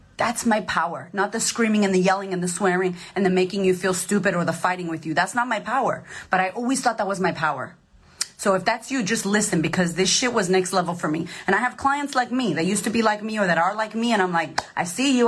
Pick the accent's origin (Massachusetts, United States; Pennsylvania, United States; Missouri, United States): Massachusetts, United States; Boston; Growing up, I grew up in Boston.